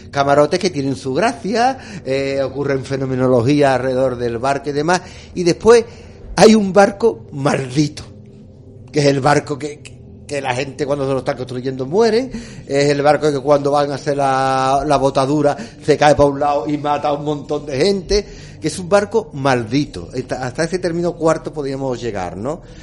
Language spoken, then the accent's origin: Spanish; El Puerto de Santa María, Andalusia, Spain; also born or lived in Jerez; yo soy nacido en Jerez, pero estoy criado en el puerto de Santa María con el vaporcito.